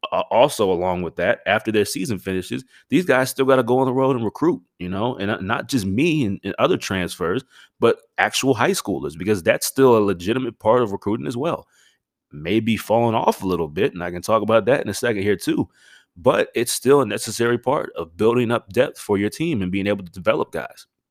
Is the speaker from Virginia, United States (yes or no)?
yes; Stafford, Virginia, United States; I grew up uh, in Northern Virginia, uh, a town called Stafford